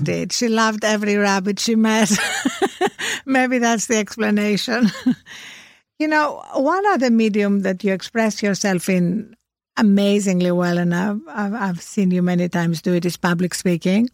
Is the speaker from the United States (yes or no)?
no; Greece; born or raised there; moved away